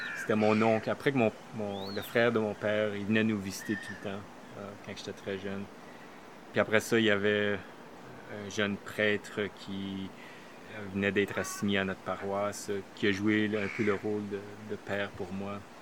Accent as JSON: {"language": "French", "region": "Manitoba", "country": "Canada", "tie": "born or raised there", "also_born_or_lived": "Toronto", "moved": "as an adult", "lives_now": "Montreal, Canada", "said": "je suis originaire du Manitoba d'un petit village euh, francophone"}